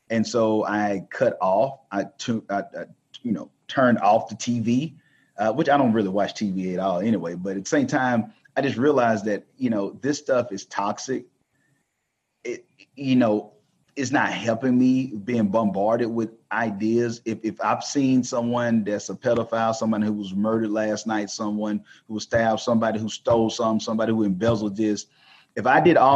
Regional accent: the South, United States; growing up in the South, it's you know, of course, you understand racism

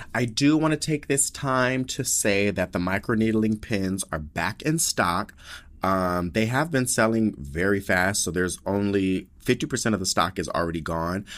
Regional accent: Denver, Colorado, United States; I'm all from Denver, Colorado.

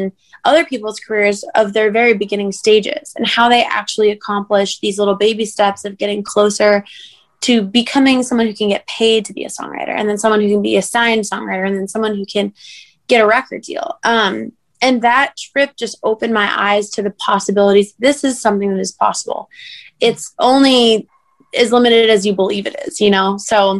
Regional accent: Cape Cod, Massachusetts, United States; moved away as an adult; now in Nashville, United States; Yeah, so I'm from Cape Cod, Massachusetts. I moved to Nashville about 4 years ago, so in November of 2016

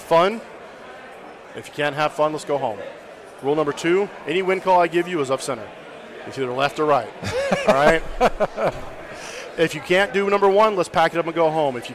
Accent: Alabama, United States; I'm from Alabama

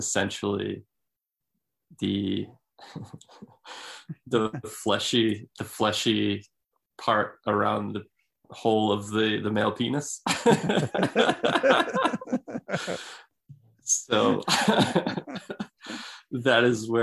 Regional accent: Fall River, Massachusetts, United States; moved away as an adult; also born or lived in Salt Lake City; now in Attleboro, United States; I was born in Fall River, Massachusetts, and I spent the majority of my life there

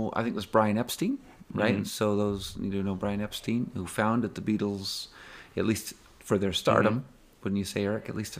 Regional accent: Washington, United States; And I'm up there from Washington State

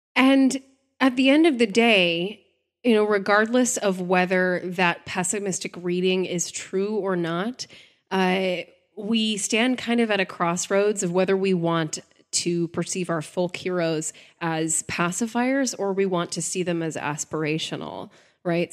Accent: United States

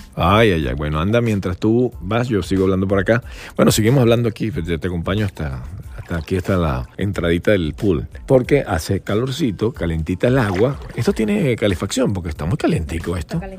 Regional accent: Valencia, Carabobo, Venezuela; moved away as an adult; now in United States; yo soy de Valencia

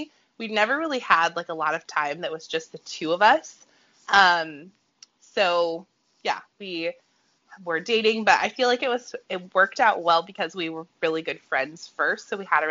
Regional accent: Portland, Oregon, United States; also born or lived in Monmouth, Oregon; I grew up in the Portland area

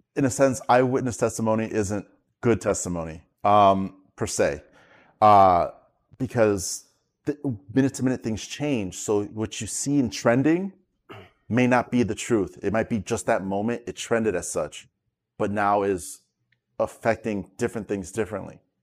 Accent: New York, United States; also born or lived in South Florida; now in Florida, United States; I'm a well-known local in South Florida, but I'm originally from New York

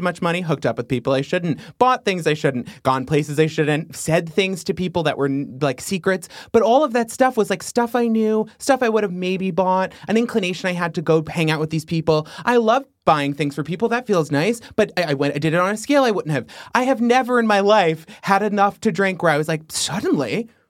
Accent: Long Island, New York, United States; growing up on Long Island

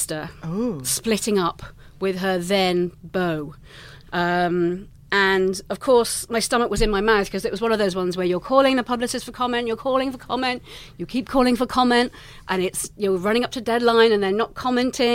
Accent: England, United Kingdom; accent: English; moved away as an adult; also born or lived in London; now in United States; as you can tell from my accent, I'm English

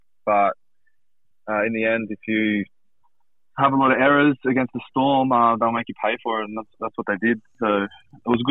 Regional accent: Marrickville, New South Wales, Australia; So I'm a proud Matcherville boy. Yeah, grew up in Matcherville, played for Matcherville Tigers

